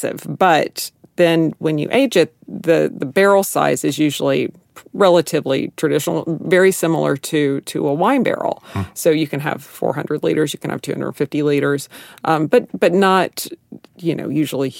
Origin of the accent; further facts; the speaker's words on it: Dallas, Texas, United States; I am from Dallas